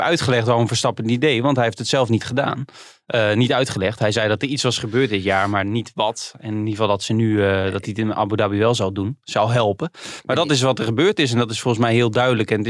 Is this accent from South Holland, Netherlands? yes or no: no; Utrecht, Netherlands; Wij komen allebei uit Utrecht.